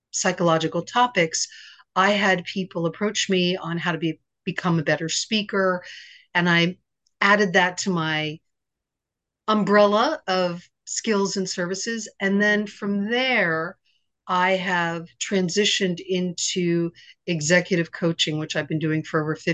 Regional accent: Virginia, United States; born there; also born or lived in Japan / Pennsylvania / Connecticut; now in New York City, United States; Well, I grew up in a, a bunch of different places. Okay. I was born in Virginia. I lived in Japan for four years. I lived in Pennsylvania and Connecticut, and now I'm in New York City.

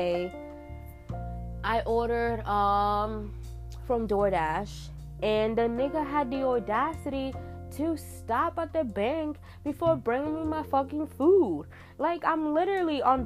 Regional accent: New York, United States; moved away as an adult; I'm from New York, you know, I lived in New York for 23 years of my fucking life

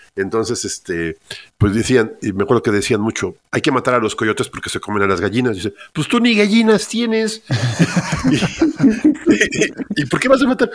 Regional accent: Mexico City, Mexico; yo soy originario de Ciudad de México

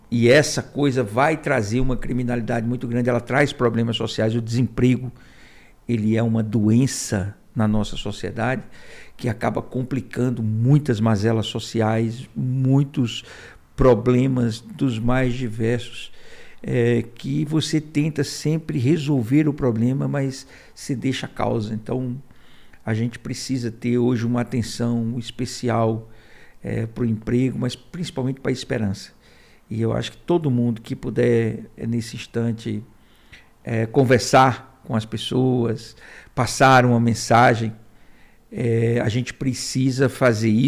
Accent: Fortaleza, Ceará, Brazil; moved away as an adult; also born or lived in Crato / Milagres; now in Brasília, Brazil; Eu nasci num hospital. É, e em seguida fomos para Milagres, mas eu com três anos fui para Fortaleza, fui criado lá. É, cheguei em Fortaleza em 1969.

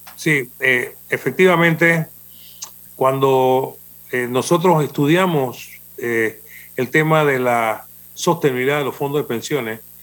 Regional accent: Panama; nosotros somos panameños y tenemos una idiosincrasia distinta de los otros países

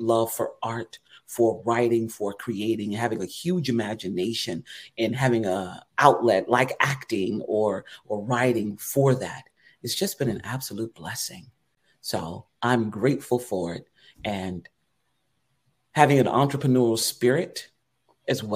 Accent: Eatonville, Florida, United States; Growing up in Eatonville, Florida, the oldest Black-owned and operated city in the country. I like to say that because that's my town.

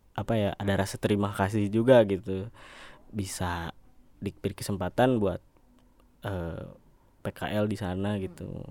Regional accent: Sukabumi, West Java, Indonesia; also born or lived in Bandung; pindahlah ke Sukabumi nah sampai lulus SMK saya kebetulan di sana

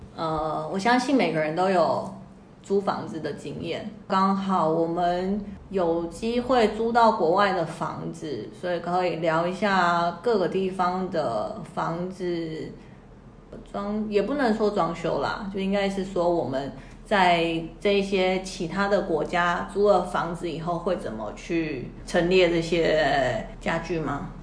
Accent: Canada; moved away as an adult; also born or lived in New York; 我在加拿大长大

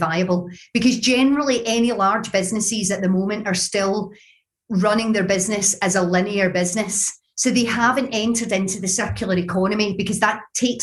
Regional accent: Glasgow, Scotland, United Kingdom; accent: Glaswegian; my Glaswegian accent

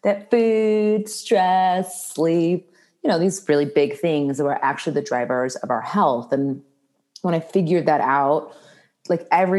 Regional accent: Indianapolis, Indiana, United States; moved away as an adult; also born or lived in Washington, District of Columbia, United States; I moved back to my hometown of Indianapolis

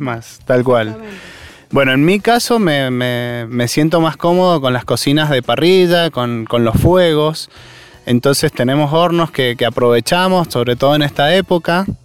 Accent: Mendoza, Argentina; lo que somos como mendocinos

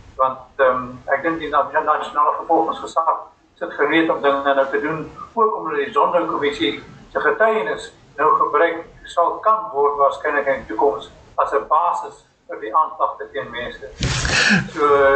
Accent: South Africa; ons as Suid-Afrikaners

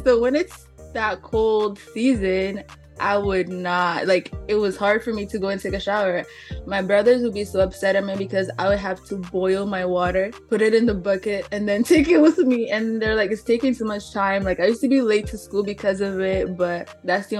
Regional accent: Angola; now in Canada; I was born in Angola

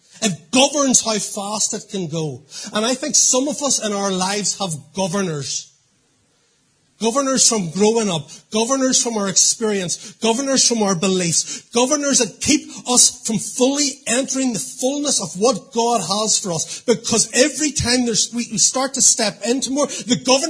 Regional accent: Portadown, Northern Ireland, United Kingdom; I grew up in Portadown.

